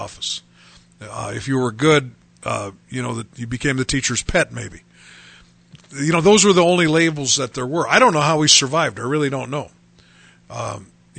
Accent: United States; as Americans

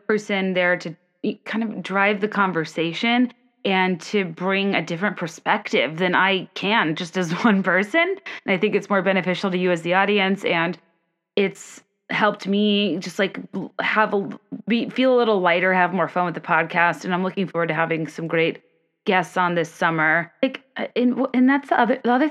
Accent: Virginia, United States; I'm from Virginia

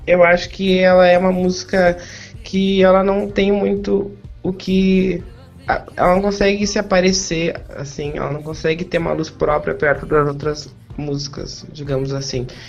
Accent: Porto Alegre, Rio Grande do Sul, Brazil; eu sou de Porto Alegre

